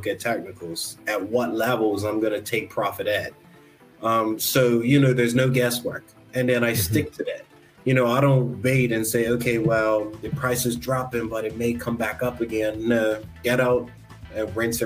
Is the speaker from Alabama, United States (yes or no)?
yes; Alabama, United States; now in Bermuda; growing up in Alabama